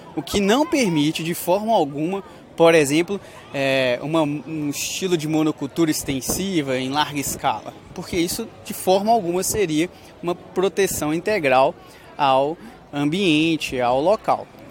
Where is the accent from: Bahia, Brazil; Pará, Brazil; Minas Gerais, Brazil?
Minas Gerais, Brazil; Coronel Fabriciano; moved away as an adult; cidade de Coronel Fabriciano, cidade onde eu nasci, a cidade onde eu fui criado, vivi até os dezenove anos